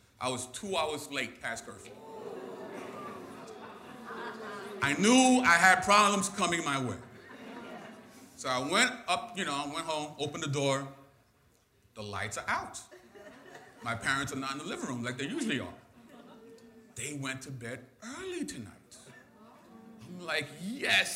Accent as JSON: {"language": "English", "town": "New York City", "region": "New York", "country": "United States", "tie": "born or raised there", "said": "I'm born and raised in Brooklyn"}